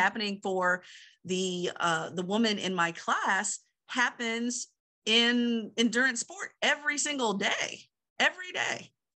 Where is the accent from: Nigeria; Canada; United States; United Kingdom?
United States; Southern Virginia; moved away; in my hometown area, Southern Virginia